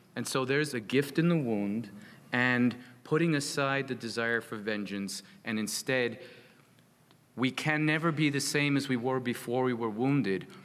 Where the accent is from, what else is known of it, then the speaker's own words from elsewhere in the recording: United States; I'm an American